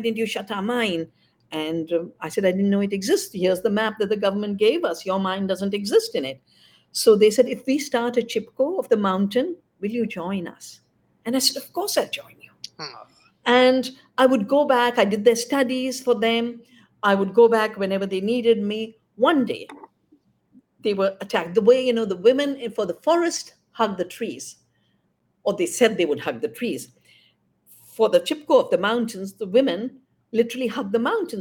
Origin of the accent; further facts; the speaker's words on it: India; also born or lived in Bangalore; my hometown